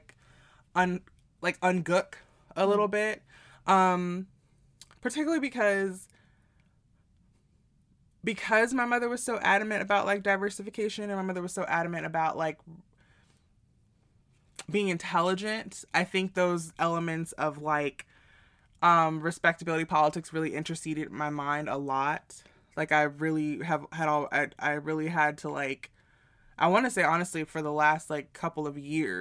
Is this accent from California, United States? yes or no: no; New York City, New York, United States; growing up in New York City